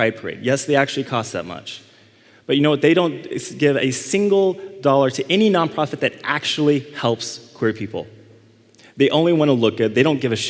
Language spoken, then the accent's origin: English; Dallas, Texas, United States; Dallas, my hometown, I grew up in Dallas